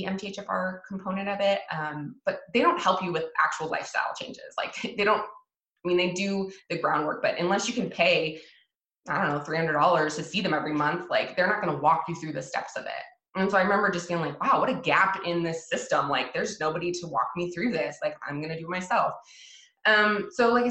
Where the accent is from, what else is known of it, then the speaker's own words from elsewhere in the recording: Washington, United States; moved away as an adult; also born or lived in Hawaii; I'm from Washington State. I moved to Hawaii and lived in Hawaii for years and then moved back